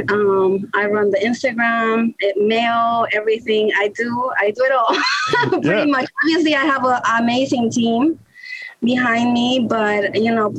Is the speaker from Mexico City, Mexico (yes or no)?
yes; Mexico City, Mexico; also born or lived in New York, United States; now in Baltimore, United States; I was born in New York, but I grew up in Mexico, in the city, Mexico City, with my grandma